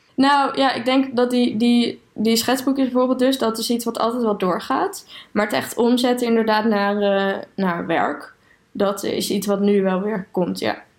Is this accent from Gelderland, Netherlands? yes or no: yes; Aalten, Gelderland, Netherlands; moved away as an adult; also born or lived in Utrecht; ik ben opgegroeid in Aalten